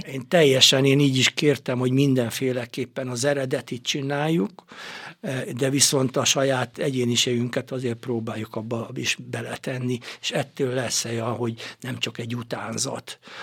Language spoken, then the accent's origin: Hungarian; Gyöngyös, Heves, Hungary; ez gyöngyösön történt a szülővárosomban